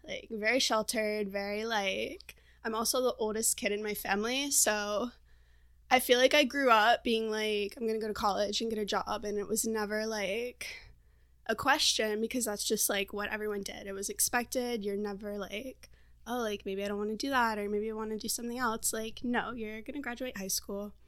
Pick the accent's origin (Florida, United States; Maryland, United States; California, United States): Florida, United States; moved away as an adult; also born or lived in Portland, Oregon; now in San Diego, United States; I'm originally from Florida, and a year ago I moved to Portland, Oregon